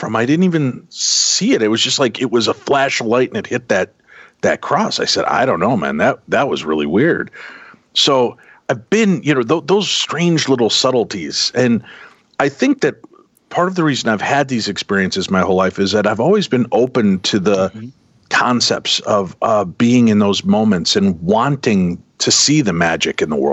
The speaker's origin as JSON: {"language": "English", "town": "Chicago", "region": "Illinois", "country": "United States", "tie": "born or raised there", "said": "I grew up in the Chicagoland area"}